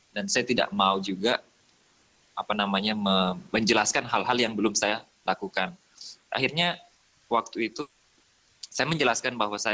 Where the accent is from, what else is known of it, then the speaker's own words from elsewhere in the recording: Soppeng, South Sulawesi, Indonesia; now in Makassar, Indonesia; Saya tinggal di Makassar. Hmm. Saya berasal dari Kabupaten Sopeng itu 4 jam dari Makassar.